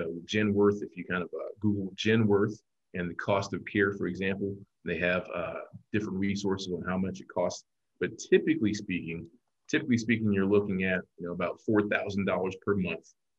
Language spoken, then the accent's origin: English; Columbia, South Carolina, United States; born and raised in Columbia, South Carolina